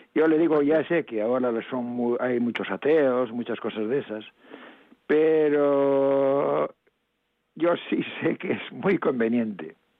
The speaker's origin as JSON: {"language": "Spanish", "area": "mountains of Lugo", "region": "Galicia", "country": "Spain", "tie": "born or raised there", "also_born_or_lived": "Caión, A Coruña", "said": "O sea que nací en Cayón, en aquí en La Coruña. No quiere decir que me haya criado aquí, porque luego me marché a la, a la montaña de Lugo"}